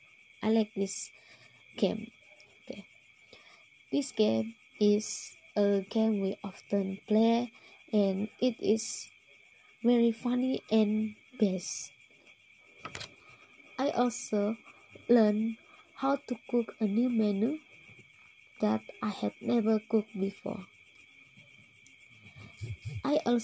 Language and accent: English; Sabah, Malaysia; I am from Sabah